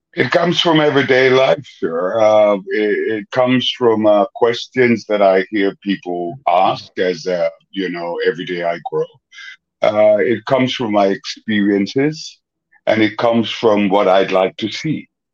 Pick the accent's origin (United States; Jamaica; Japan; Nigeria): Jamaica; Kingston; I grew up in a very depressed area, mm. the ghetto, as they call it. I'm from Kingston, Jamaica